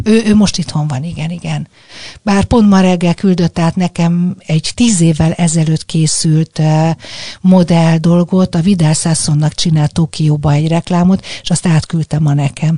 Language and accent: Hungarian; Budapest, Hungary; én ugye a hetedik kerületben nőttem föl